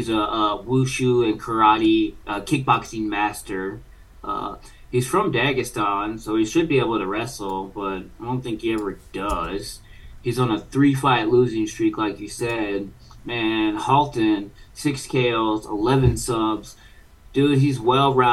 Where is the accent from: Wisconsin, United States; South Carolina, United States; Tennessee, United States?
Wisconsin, United States; I'm from Wisconsin